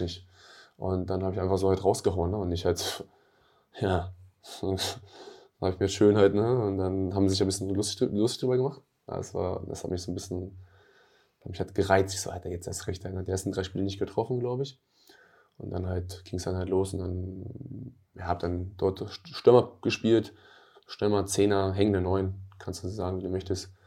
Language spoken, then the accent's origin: German; Hanover, Lower Saxony, Germany; Ich komme aus der Stadt